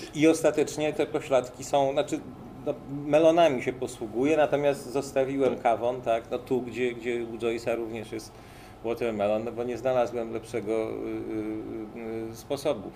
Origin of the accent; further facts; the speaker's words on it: Łódź, Łódź Voivodeship, Poland; u nas w Łodzi